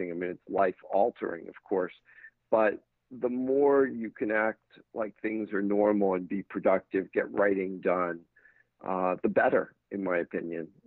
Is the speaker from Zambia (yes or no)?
no; London, United Kingdom; moved away as an adult; now in United States; I had a couple of years in the States, but I uh, essentially I grew up in London moved out here at 18 to go to UCLA.